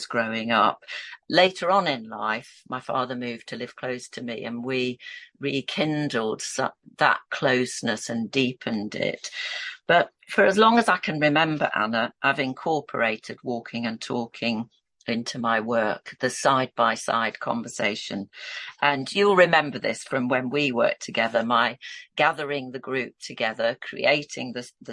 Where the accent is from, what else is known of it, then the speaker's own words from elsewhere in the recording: Yorkshire and the Humber, United Kingdom; So I was born and brought up in Yorkshire, and this is where I'm a Yorkshire lass